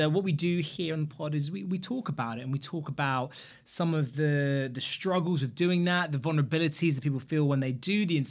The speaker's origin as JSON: {"language": "English", "region": "London", "country": "United Kingdom", "said": "More hurtful for me now, being a Londoner."}